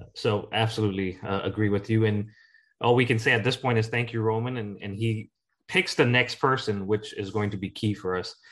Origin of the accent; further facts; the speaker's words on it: Ghana; Jackie and I grew up in Ghana